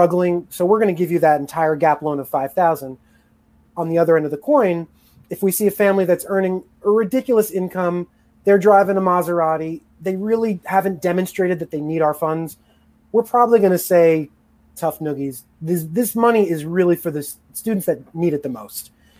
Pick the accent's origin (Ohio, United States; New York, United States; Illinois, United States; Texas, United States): New York, United States; New York City; moved away as an adult; now in Atlanta, United States; I'm a New Yorker. I'm a jaded New Yorker